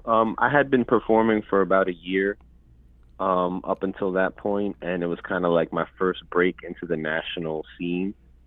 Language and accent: English; New York City, New York, United States; moved away as an adult; now in El Paso, United States; I was born and raised in Lenape and Siwanoy land, also known as New York. I currently live in West Texas, and I'm working as a full-time artist. I identify as two-spirit individual. And my indigenous background comes from Ayacucho, Peru.